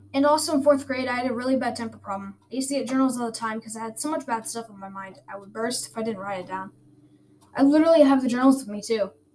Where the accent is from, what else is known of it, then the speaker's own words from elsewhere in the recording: Garland, Texas, United States; also born or lived in Sonterra / Seacrest; I was born in Garland, Texas, in in 2009